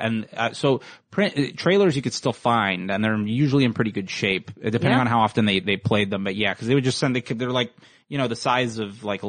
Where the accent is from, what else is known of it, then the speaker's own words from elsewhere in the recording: Fort Lauderdale, Florida, United States; moved away; I'm from Florida.